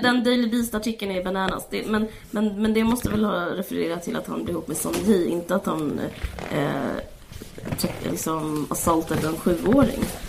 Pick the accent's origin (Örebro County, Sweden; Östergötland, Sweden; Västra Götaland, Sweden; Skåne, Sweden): Skåne, Sweden; Simrishamn; jag bodde utanför Simrishamn